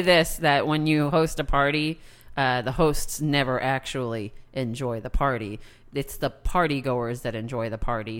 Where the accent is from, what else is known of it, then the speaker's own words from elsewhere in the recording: United States; my being an American